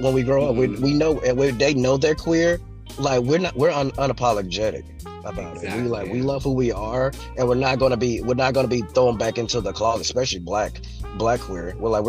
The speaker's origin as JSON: {"language": "English", "town": "Hooks", "region": "Texas", "country": "United States", "tie": "born or raised there", "said": "I grew up in Texas, born and raised here"}